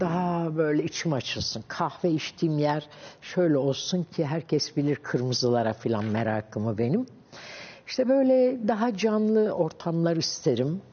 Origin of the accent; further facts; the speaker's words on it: Ankara, Turkey; hep ben Ankaralıyım. Koyu Ankaralıyım zaten